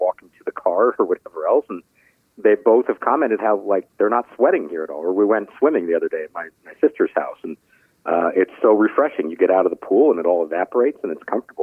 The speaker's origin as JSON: {"language": "English", "town": "Scottsdale", "region": "Arizona", "country": "United States", "tie": "born or raised there", "also_born_or_lived": "Pittsburgh, Pennsylvania / Washington, D.C.", "moved": "yes", "said": "I was born in Pittsburgh, but we moved here when I was real young. So I actually grew up in Arizona"}